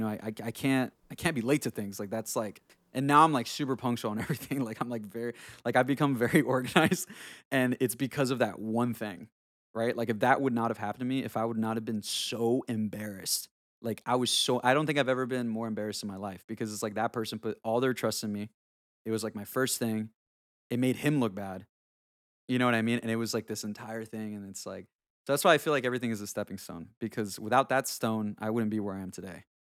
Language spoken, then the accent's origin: English; Honduras; moved away; I grew up in, I grew up in Honduras, so that's where I'm from, I was born in Honduras